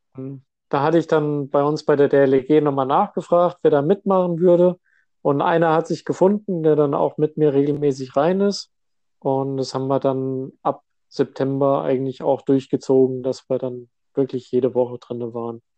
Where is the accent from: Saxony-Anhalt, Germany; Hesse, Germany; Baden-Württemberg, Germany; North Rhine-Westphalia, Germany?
Hesse, Germany; moved away as an adult; now in Westerstede, Germany; Ich komme hier ursprünglich aus Hessen